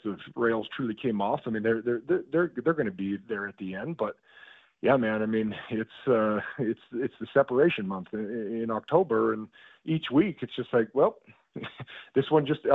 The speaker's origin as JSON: {"language": "English", "town": "Spokane", "region": "Washington", "country": "United States", "said": "I'm from the Spokane area"}